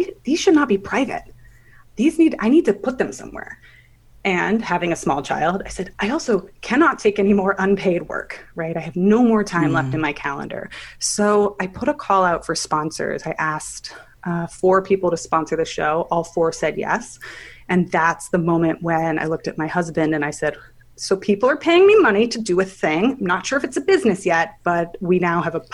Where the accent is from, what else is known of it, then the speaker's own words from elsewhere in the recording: Palo Alto, California, United States; moved away as an adult; also born or lived in Manhattan; I grew up in Palo Alto in Silicon Valley